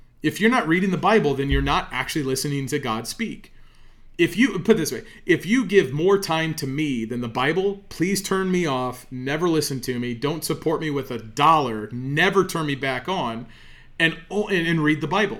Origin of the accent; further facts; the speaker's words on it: United States; I'm an American